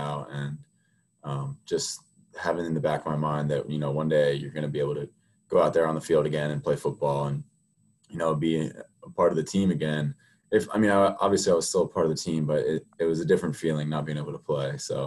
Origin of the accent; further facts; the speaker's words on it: Mount Airy, Maryland, United States; I'm from Mount Airy, Maryland